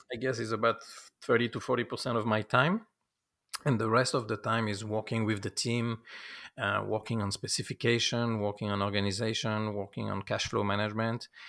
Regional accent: France; moved away as an adult; now in United States; I come from France, uh, for the summer, June twenty-first, nineteen ninety-four, and decide to stay.

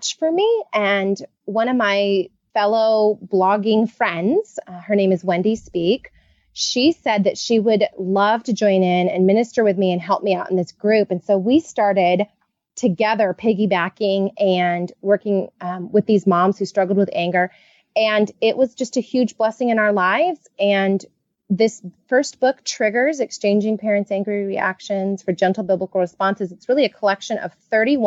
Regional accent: California, United States; I am a Californian born and raised

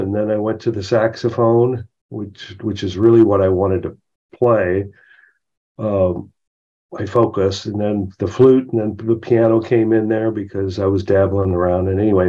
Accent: Overland Park, Kansas, United States; moved away; I'm from Overland Park, Kansas, which is a suburb of Kansas City, Kansas, and Missouri.

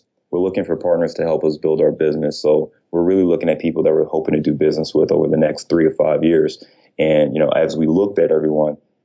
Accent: Cleveland, Ohio, United States; now in Chicago, United States; I'm from Ohio, so I'm a Clevelander

